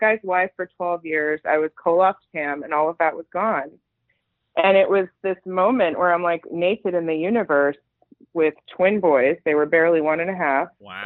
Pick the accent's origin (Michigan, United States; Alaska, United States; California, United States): California, United States; Los Angeles; also born or lived in Iran / East Coast, United States; I've been in LA since I was six years old